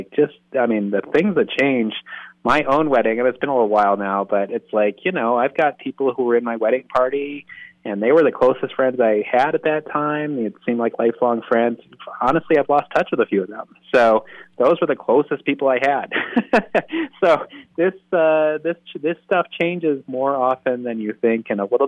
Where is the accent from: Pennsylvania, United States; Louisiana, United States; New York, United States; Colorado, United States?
Colorado, United States; Denver; also born or lived in Michigan; I was born in Denver. I'm a Denver native.